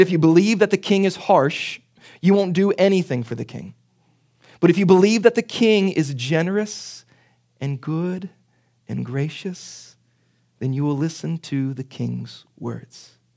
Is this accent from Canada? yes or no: no; Pittsburgh, Pennsylvania, United States; accent: Pittsburgh; my Pittsburgh accent